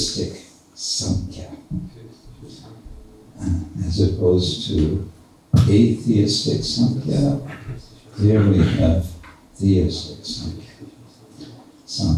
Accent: United States; accent: American English; my American English.

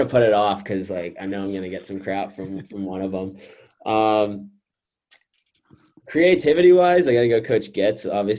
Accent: Pittsburgh, Pennsylvania, United States; I grew up in Pittsburgh, obviously. I'm 7 minutes away from campus.

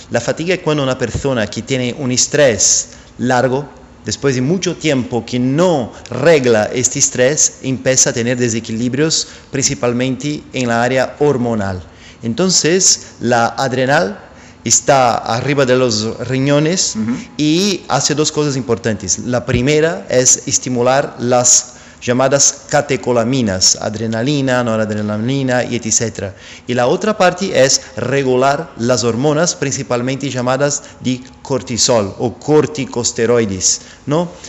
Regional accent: São Paulo, Brazil; born there; Spanish is a second language; yo soy brasileño, nací en São Paulo

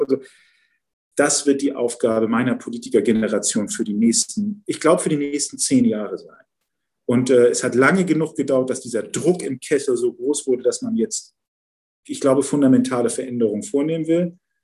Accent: Hamburg, Germany; Ich bin ja Wilhelmsburger. Ich bin ja in Wilhelmsburg äh, aufgewachsen

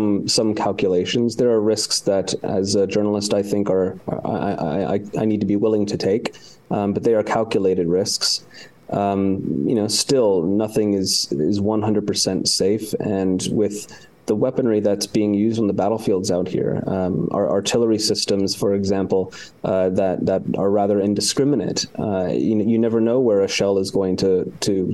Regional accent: United States; moved away as an adult; now in Ukraine; as an American

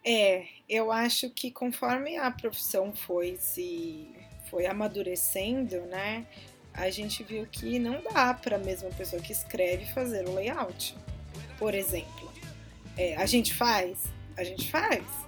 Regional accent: São Paulo, Brazil; Eu sou de São Paulo, sempre trabalhei aqui

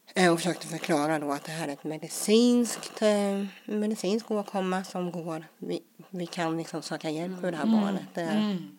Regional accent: Småland, Sweden; komma in i det svenska, småländska härliga samhället och med ja, skola och dagis och allt

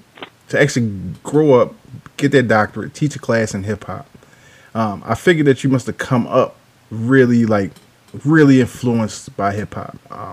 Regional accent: Baltimore, Maryland, United States; I'm from Walbrook Junction myself, right?

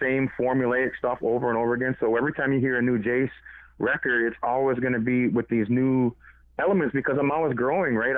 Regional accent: Six Nations of the Grand River, Ontario, Canada; also born or lived in Toronto; I'm Mohawk from Six Nations

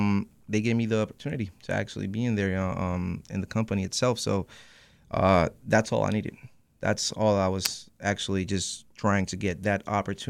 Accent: Puerto Rico; moved away as an adult; now in Holyoke, United States; I was born in Puerto Rico

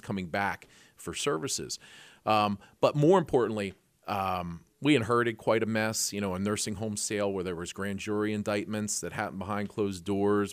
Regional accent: Lancaster, Pennsylvania, United States; we grew up around Mannheim Township here up by Lancaster Airport

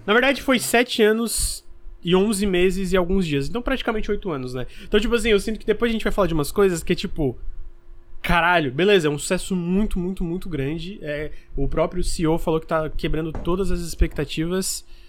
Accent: Criciúma, Santa Catarina, Brazil; eu sou de Criciúma que é média para pequena

